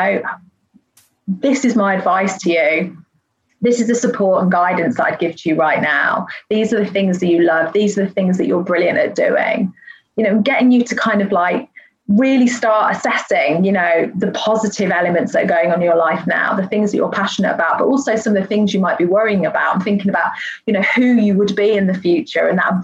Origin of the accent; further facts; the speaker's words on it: United Kingdom; being British